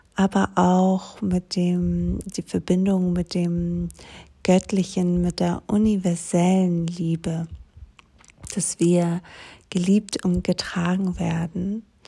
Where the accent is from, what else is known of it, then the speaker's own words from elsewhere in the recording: Greece; moved away; komme ich aus Griechenland